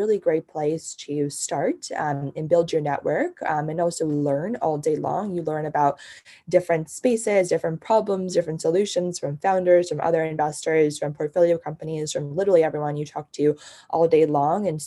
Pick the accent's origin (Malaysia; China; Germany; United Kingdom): China; also born or lived in New Jersey, United States; now in United States; I grew up in China and lived in New Jersey after I came to the States.